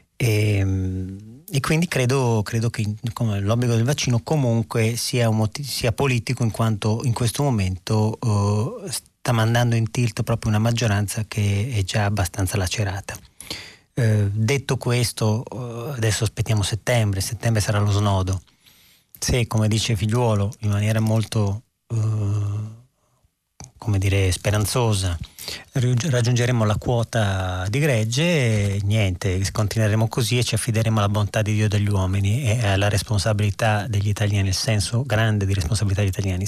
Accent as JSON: {"language": "Italian", "town": "Verona", "region": "Veneto", "country": "Italy", "tie": "born or raised there", "said": "io sono di Verona"}